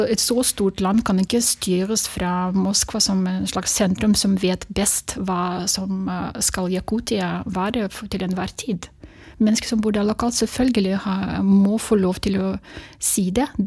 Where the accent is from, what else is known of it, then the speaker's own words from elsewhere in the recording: Sakha Republic, Russia; Jeg, ok, jeg er fra Russland, men jeg er jakut. Og jeg har mitt eget språk.